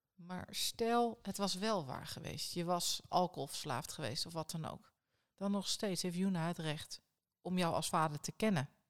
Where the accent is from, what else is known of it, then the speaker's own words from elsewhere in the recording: Netherlands; als Nederlanders